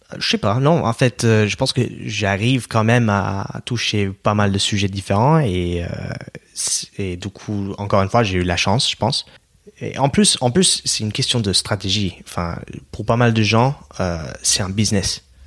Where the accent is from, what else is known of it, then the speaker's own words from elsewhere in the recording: Oregon, United States; French is a second language; moved away as an adult; now in France; Moi, je viens de l'État d'Oregon, hmm. ok, juste au nord de la Californie, dans la côte ouest.